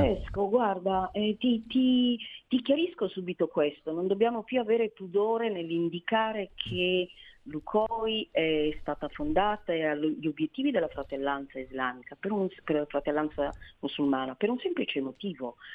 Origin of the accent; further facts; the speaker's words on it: Somalia; now in Italy; sono somala, eh, ed è quel, sufi, quel sufismo che è sotto attacco da anni nel mio paese